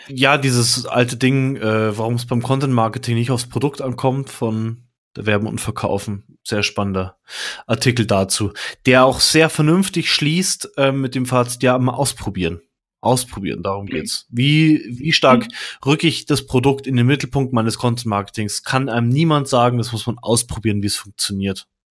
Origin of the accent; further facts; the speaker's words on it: Munich, Bavaria, Germany; Ich bin zum Beispiel voll der Münchner und super Nymphenburger, also aus dem Viertel, aus dem ich komme